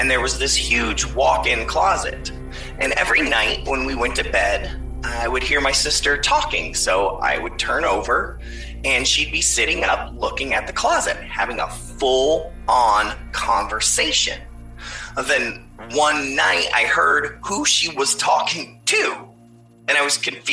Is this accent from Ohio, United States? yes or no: yes; Ohio, United States; I'm from Ohio